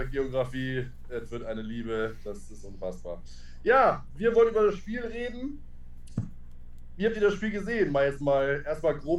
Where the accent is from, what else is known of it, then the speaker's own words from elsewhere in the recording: Northern Germany, Germany; Äh, als Norddeutscher kann das nicht auseinanderhalten.